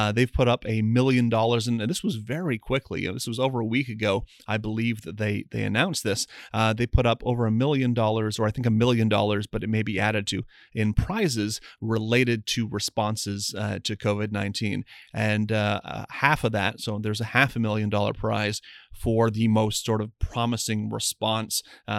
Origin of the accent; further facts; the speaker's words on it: Windsor, Ontario, Canada; I grew up in Windsor, have a lot of friends who work in either the auto industry or manufacturing related to the auto industry.